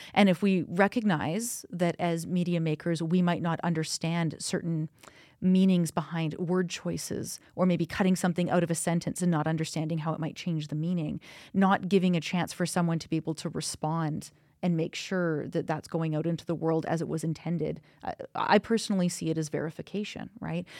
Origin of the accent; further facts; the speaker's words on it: Kamloops, British Columbia, Canada; now in Calgary, Canada; I'm actually from Kamloops and that's in British Columbia.